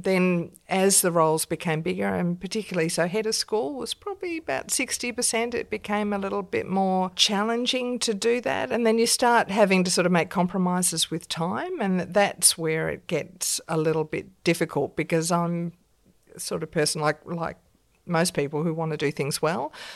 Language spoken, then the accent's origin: English; Australia; also born or lived in London, United Kingdom; being an Australian in England